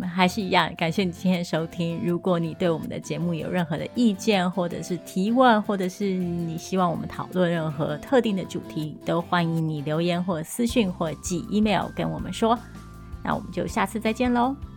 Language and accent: Chinese; Taiwan; moved away; 我也是一个台湾人，我也是一个移民，我也是一个中产阶级